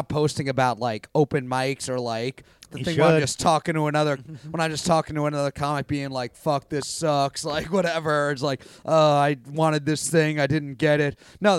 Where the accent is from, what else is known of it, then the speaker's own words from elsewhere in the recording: New York, United States; I grew up in New York, so being in New York doesn't really mean much to me.